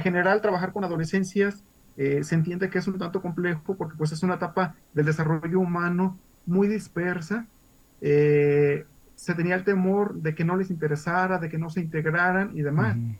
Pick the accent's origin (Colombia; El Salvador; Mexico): Mexico; Jesús María, Jalisco; yo soy de Jesús María en la región de los Altos